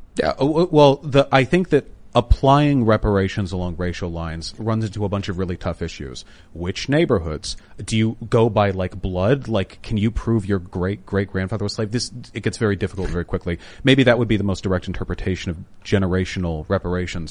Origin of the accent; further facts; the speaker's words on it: Beverly Hills, California, United States; I grew up in Beverly Hills, which is close, though, to, um, uh, West Hollywood and Koreatown